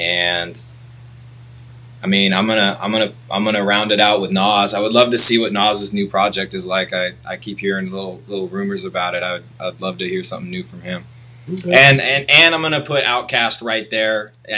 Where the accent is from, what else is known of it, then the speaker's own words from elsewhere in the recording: Seattle, Washington, United States; I'm from Seattle.